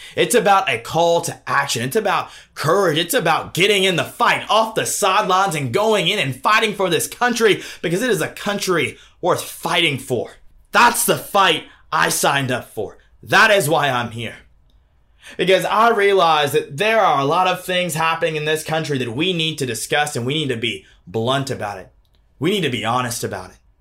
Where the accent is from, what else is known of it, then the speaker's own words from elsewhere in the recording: Deep South, United States; I was born and raised in the Deep South by Democrat grandparents